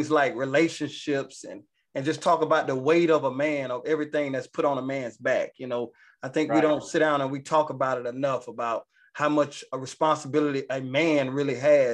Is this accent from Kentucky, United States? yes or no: no; Georgia, United States; now in Atlanta, United States; I'm originally from Georgia